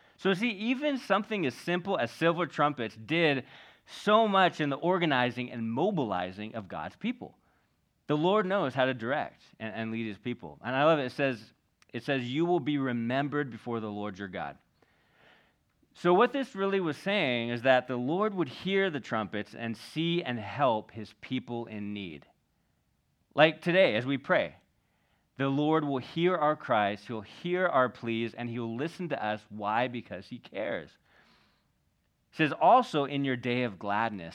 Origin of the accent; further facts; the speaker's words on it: Northern California, United States; moved away as an adult; also born or lived in Venice Beach, Los Angeles; I grew up in Northern California.